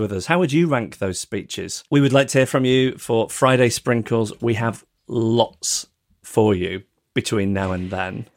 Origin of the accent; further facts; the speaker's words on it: United Kingdom; as a British person